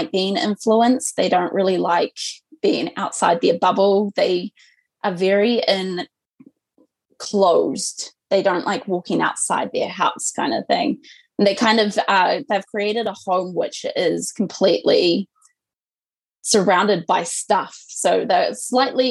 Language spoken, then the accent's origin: English; Southland, New Zealand; I'm originally from Southland in a tiny, tiny town called Ōtoto or Tautau. It's like a rural-ass town, probably less than 700 people live there. I lived my entire life of up to 18 years in this tiny wee town with my parents.